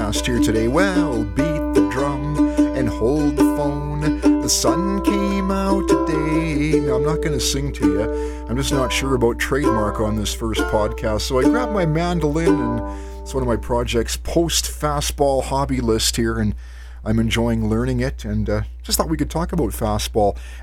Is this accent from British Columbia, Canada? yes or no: yes; Creston, British Columbia, Canada; moved away as an adult; also born or lived in Osoyoos, British Columbia / Penticton, British Columbia; I was born and raised in Creston